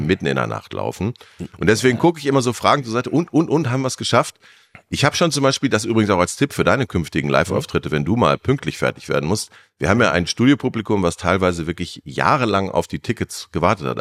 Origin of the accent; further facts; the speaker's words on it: Germany; wir sind Deutsche